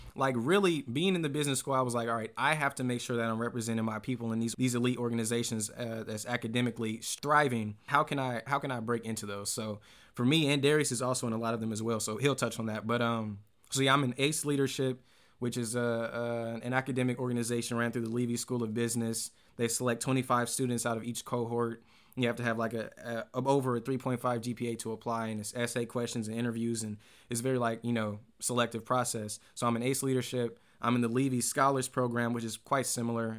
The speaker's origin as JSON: {"language": "English", "town": "American Canyon", "region": "California", "country": "United States", "tie": "born or raised there", "said": "I grew up pretty much in the Bay Area. I went to school in American Canyon"}